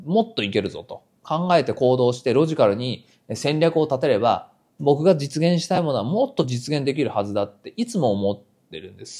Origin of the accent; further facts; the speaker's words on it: Nagoya, Aichi, Japan; moved away as an adult; now in Tokyo, Japan; 名古屋出身